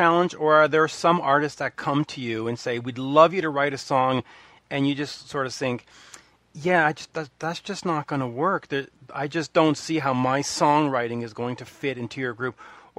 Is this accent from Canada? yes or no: yes; Canada; Being a Canadian boy here